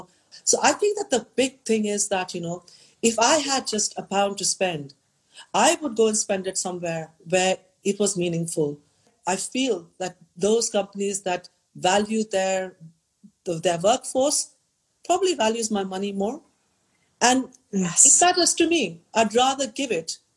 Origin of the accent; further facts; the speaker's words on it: India; in a place like India, you know, from my hometown, you can see mountain ranges that no one has seen